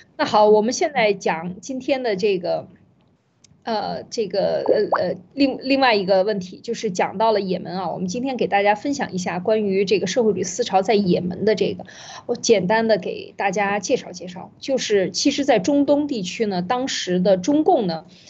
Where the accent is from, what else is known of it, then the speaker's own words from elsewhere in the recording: China; 我们中国人